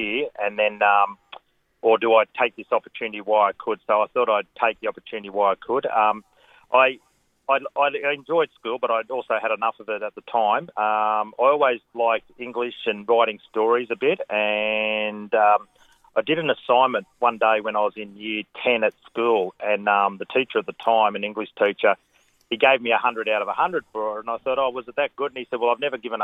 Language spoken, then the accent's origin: English; Wagga Wagga, New South Wales, Australia; I've always lived in Wagga. I grew up in Wagga and went to school here